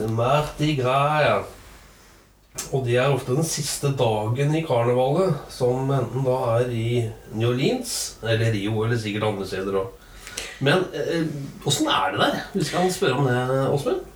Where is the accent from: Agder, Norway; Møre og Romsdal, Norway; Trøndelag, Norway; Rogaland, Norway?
Trøndelag, Norway; der jeg kommer fra, oppe i Trøndelag